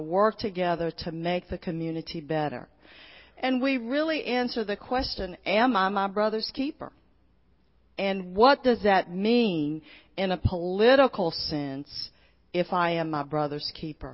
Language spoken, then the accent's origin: English; Port Arthur, Texas, United States; I'm originally from Port Arthur, Texas. I was born in 1951, and so I was born into a segregated community. And I went to colored schools.